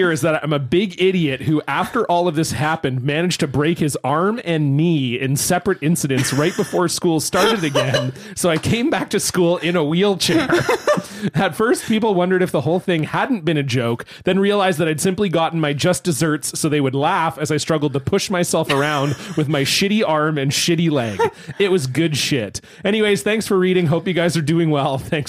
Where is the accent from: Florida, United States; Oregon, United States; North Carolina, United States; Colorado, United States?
Florida, United States; I grew up in Florida near the water, so we were posting that we were at this bridge dicking around